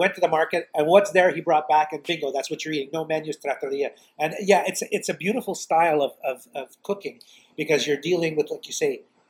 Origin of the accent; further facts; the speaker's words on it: Montreal, Quebec, Canada; we're originally from the East End. It was midtown, but I'm born toward the East End. And, of course, there's a very heavy Italian population out there, still is.